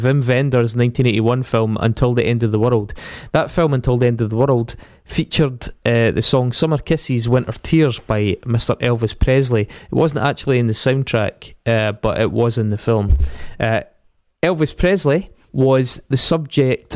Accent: Scotland, United Kingdom; accent: Scottish

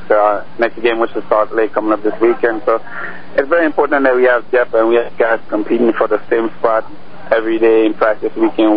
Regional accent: Grenada; Uh, it was big. It, eh, soccer is very big in the Caribbean island.

